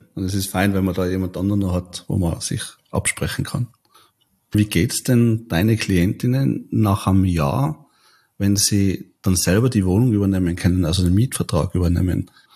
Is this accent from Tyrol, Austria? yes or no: yes; Tyrol, Austria; bei uns in Tirol